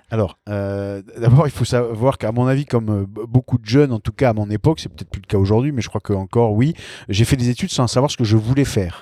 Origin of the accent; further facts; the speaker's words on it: Sartène, Corsica, France; moved away as an adult; also born or lived in Nice / Paris; j'ai passé mon bac à Sartène et j'ai passé toute, toute ma jeunesse en Corse